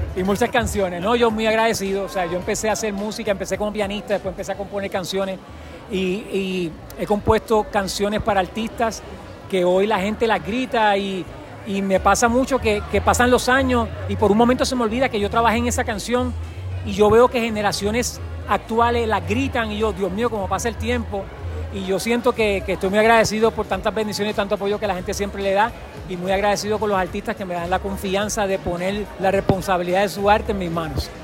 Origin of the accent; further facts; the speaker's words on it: Puerto Rico; now in Colombia; yo soy puertorriqueño